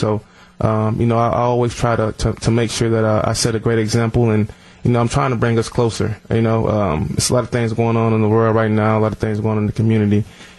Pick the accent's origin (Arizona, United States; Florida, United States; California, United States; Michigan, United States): Florida, United States; Orlando; moved away; down there in Orlando, in my hometown